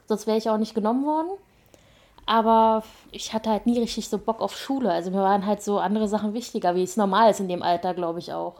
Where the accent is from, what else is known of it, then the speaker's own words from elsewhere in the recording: Berlin surroundings, Brandenburg, Germany; also born or lived in Spandau, Berlin; Also ich bin ja in, in Spandau geboren, also im Westen sozusagen mhm. ehemals und ähm, meine Eltern sind dann mit mir ins Umland gezogen, als ich sechs war